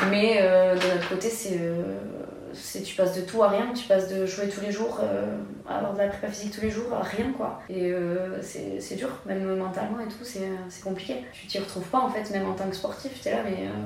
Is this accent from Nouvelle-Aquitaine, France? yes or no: yes; Nouvelle-Aquitaine, France; Bah voilà, je suis basque, je suis attachée ici.